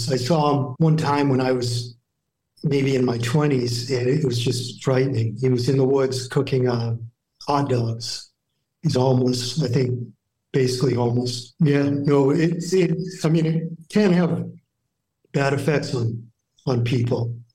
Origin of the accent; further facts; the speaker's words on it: New Hampshire, United States; I grew up in New Hampshire, so pretty small town.